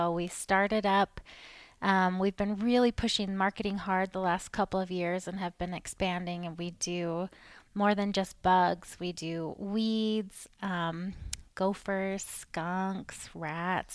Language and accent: English; Maine, United States; moved away as an adult; also born or lived in Utah; I'm from Maine originally